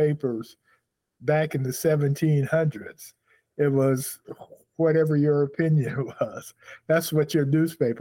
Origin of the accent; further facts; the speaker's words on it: Chicago, Illinois, United States; I'm a Chicagoan too